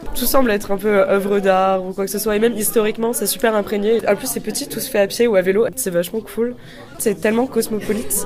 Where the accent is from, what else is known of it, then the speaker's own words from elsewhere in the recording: Normandy, France; now in Strasbourg, France; je suis normande.